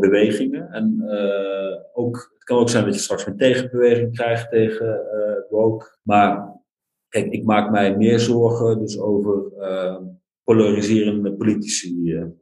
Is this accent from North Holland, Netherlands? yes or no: no; North Brabant, Netherlands; moved away; also born or lived in Overijssel / Nijmegen / Sweden; Ik ben geboren in Overijssel, opgegroeid in Brabant.